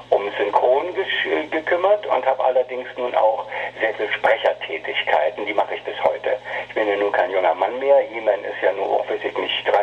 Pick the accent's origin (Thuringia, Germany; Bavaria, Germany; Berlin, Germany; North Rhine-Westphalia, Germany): Berlin, Germany; born there; now in Hamburg, Germany; Ich bin gebürtiger Berliner und äh, kam 1900 80, Anfang der 80er Jahre kam ich nach Hamburg